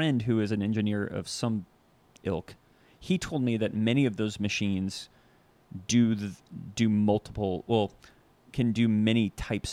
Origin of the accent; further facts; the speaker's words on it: Western Virginia, United States; moved away as an adult; now in Los Angeles, United States; I grew up in Western Virginia